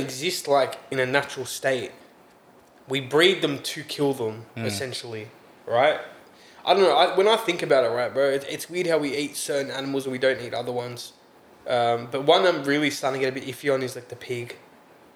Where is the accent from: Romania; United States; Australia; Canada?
Australia; raised how we're raised here